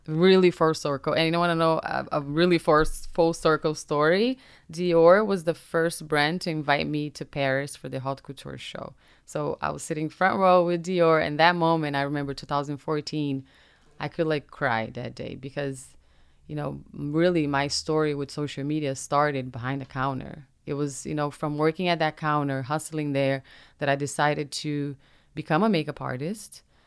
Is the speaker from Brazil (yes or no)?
yes; Brazil; first language Portuguese; English is a second language; now in United States; I was raised in Brazil and I'm proud of my country